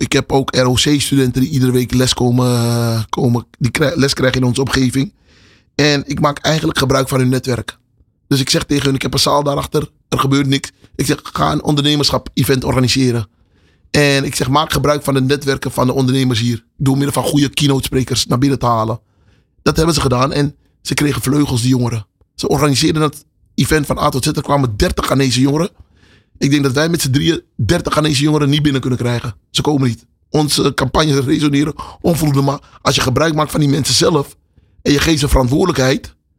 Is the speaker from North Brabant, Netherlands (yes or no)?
no; Amsterdam, North Holland, Netherlands; also born or lived in Paramaribo, Suriname; toen verhuisde ik naar Amsterdam-West. Oké. En, daar ben ik eigenlijk opgegroeid. Amsterdam-West, Westerparkbuurt.